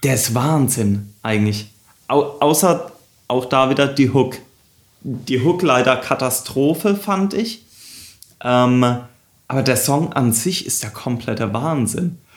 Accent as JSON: {"language": "German", "region": "Southern Germany", "country": "Germany", "tie": "born or raised there", "said": "Daniel und ich, wir sind ja auch da in Süddeutschland aufgewachsen"}